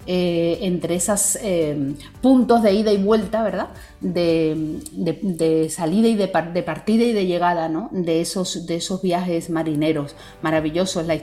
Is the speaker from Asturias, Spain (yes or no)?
no; Andalusia, Spain; moved away as an adult; now in Dominican Republic; soy andaluza y que al mismo tiempo, ¿verdad? Llevo más de 30 años viviendo en la República Dominicana, por lo tanto, valga decir andaluza y dominicana.